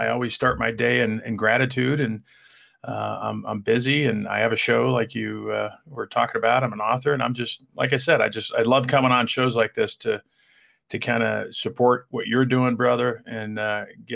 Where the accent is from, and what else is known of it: Denver, Colorado, United States; born or raised there; also born or lived in Germany